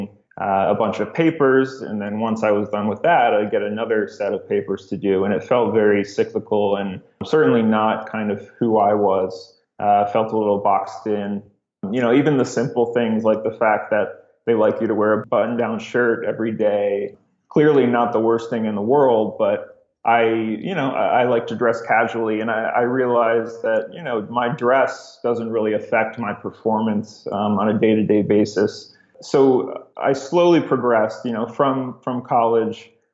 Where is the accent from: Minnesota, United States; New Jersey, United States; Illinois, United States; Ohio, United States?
Ohio, United States; Cleveland; moved away as an adult; also born or lived in Rochester, New York; I'm originally from Cleveland, Ohio